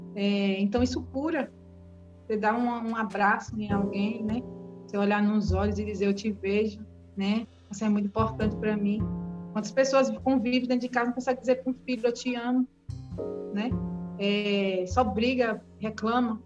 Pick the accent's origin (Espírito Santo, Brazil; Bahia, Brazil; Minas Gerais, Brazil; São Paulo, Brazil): Bahia, Brazil; Seabra; eu sou daqui de Seabra